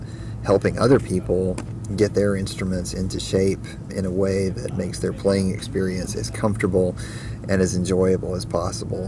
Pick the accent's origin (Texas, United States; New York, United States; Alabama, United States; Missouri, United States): Alabama, United States; Huntsville; I'm originally from Huntsville, Alabama